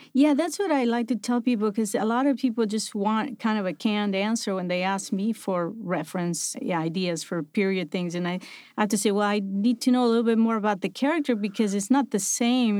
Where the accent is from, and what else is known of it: Buenos Aires, Argentina; moved away